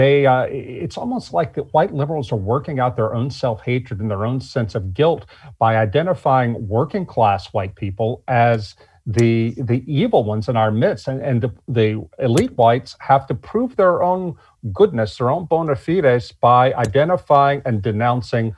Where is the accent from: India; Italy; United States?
United States; Deep South; now in Baton Rouge, Louisiana, United States; I was raised in the Deep South, born in 1967, after Jim Crow was over